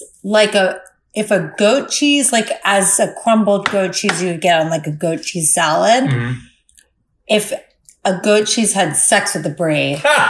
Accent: Florida, United States; Growing up in Florida

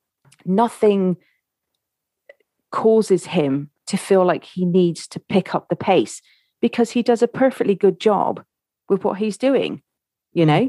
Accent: Ireland; when I grew up in Ireland

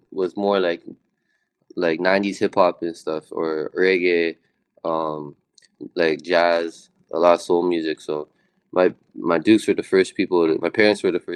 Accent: Toronto, Ontario, Canada; I'm from Toronto

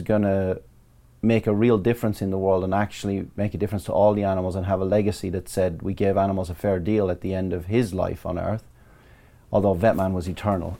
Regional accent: Ballyfin, Leinster, Ireland; now in Surrey, United Kingdom; I grew up in a place called Ballyfin in County Laois, Republic of Ireland

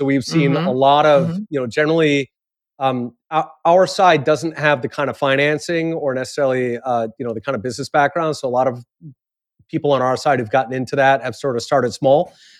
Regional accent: Japan; I grew up partly in Japan, and certainly people do that there.

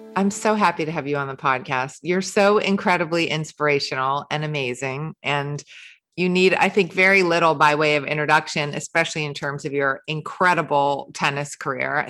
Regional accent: New York City, New York, United States; moved away as an adult; also born or lived in London; I grew up in New York City

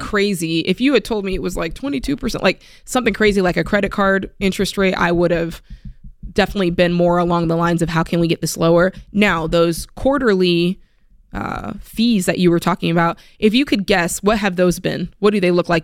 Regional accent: South Florida, United States; moved away; I'm from South Florida

